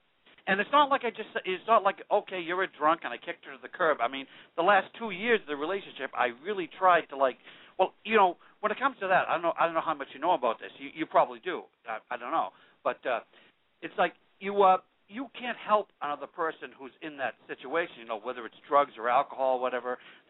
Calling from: Boston, Massachusetts, United States; But, yeah

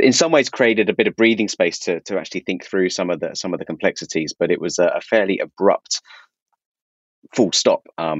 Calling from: New Zealand; And I'm joining today from New Zealand, which whilst cut off from much of the world, we're doing pretty well here.

